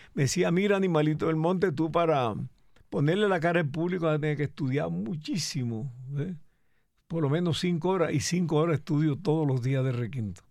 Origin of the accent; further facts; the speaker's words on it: Cereté, Córdoba, Colombia; accent: costeño; moved away as an adult; also born or lived in Bogotá; yo soy de Cereté Corto